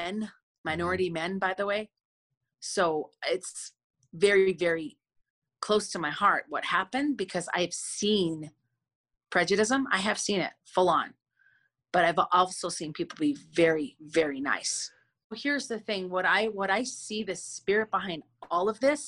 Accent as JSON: {"language": "English", "town": "Minneapolis", "region": "Minnesota", "country": "United States", "tie": "born or raised there", "said": "I grew up in Minnehaha Avenue and Lake Street. That was my hood."}